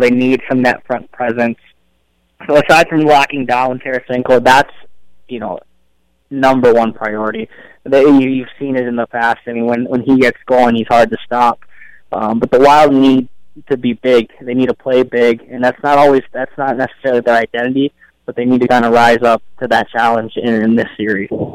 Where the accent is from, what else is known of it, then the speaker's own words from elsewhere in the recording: Illinois, United States; moved away as an adult; also born or lived in Hawaii; now in Minnesota, United States; I grew up in Illinois